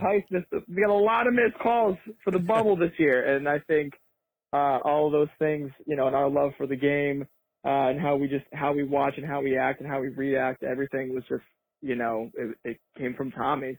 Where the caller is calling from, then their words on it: Northampton, Massachusetts, United States; I'm calling out from Northampton, Massachusetts.